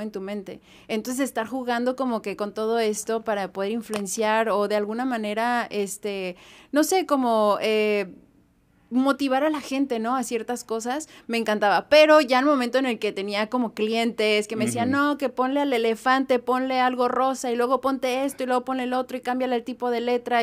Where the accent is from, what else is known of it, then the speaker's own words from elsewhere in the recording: Zapopan, Jalisco, Mexico; also born or lived in Fresnillo, Zacatecas / Guadalajara; now in Los Angeles, United States; Yo crecí en Zapopan